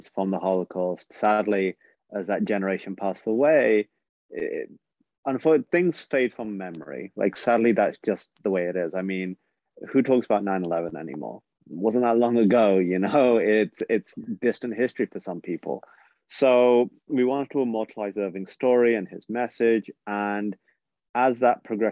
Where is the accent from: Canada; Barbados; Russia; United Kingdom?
United Kingdom; England; my story of growing up in England